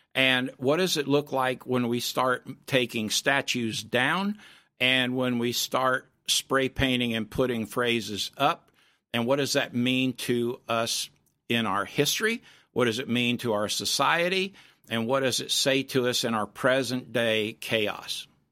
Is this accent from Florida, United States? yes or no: yes; Florida, United States; When I was a kid growing up in Florida